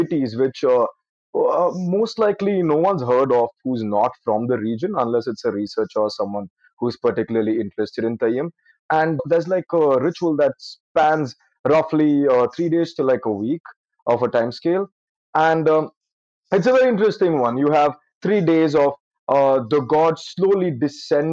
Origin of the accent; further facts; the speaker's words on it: Mumbai, Maharashtra, India; also born or lived in Payyanur, Kerala; I grew up in Bombay, I would go back to my hometown of Payyanur, which is extremely north in the Malabar region of Kerala.